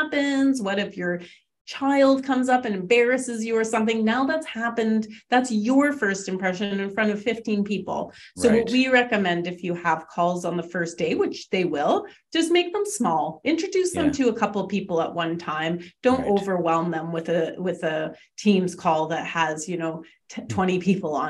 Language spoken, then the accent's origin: English; Canada; we're Canadian